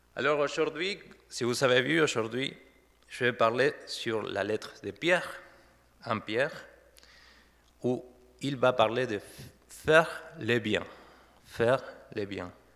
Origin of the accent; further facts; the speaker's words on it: Argentina; first language Spanish; French is a second language; moved away as an adult; also born or lived in Saverne, France; now in Didenheim, France; je viens de l'Argentine. Ça fait depuis 2013 que ma femme et moi, nous sommes en France